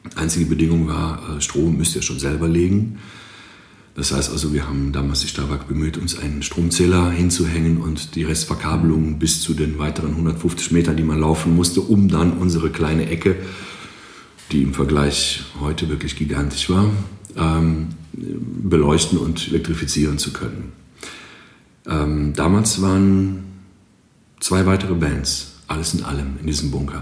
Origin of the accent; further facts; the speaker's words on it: Greece; German is a second language; moved away as an adult; now in Aachen, Germany; Ich komme tatsächlich aus Griechenland